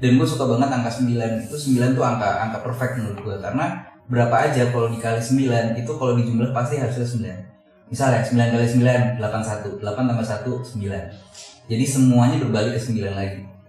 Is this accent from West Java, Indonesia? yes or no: yes; Depok, West Java, Indonesia; gue dulu besar di Cinere